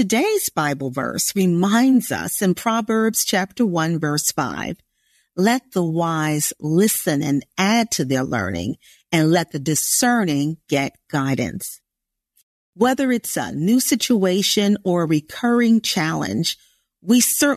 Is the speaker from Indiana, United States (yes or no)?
yes; Indiana, United States; there really wasn't much need for Portuguese in Indiana, where I grew up